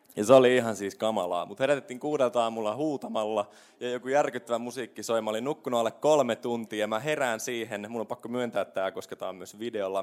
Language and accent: Finnish; Kokkola, Central Ostrobothnia, Finland; moved away as an adult; also born or lived in Helsinki; sinä päivänä, kun mä muutin pois Kokkolasta, mulla oli mun kitara ja reppu ja mä olin semmoinen reissumies ja mä lähdin, äiti jäi itkemään ja poika lähti Hel- suureen Helsinkiin